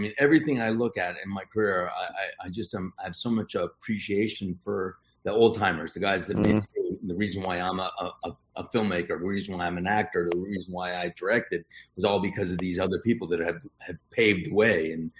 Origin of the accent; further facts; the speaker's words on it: Ridgewood, New Jersey, United States; I grew up in Jersey. I grew up in Ridgewood, New Jersey, not, you know, but the Sleepy Hollow is not too far from there, and I come from Dutch ancestry